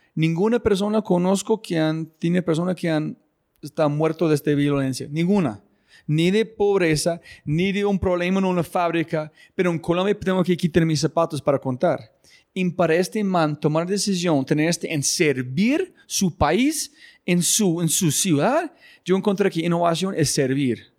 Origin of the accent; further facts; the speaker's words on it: United States; moved away; yo ser gringo y mi esposa colombiana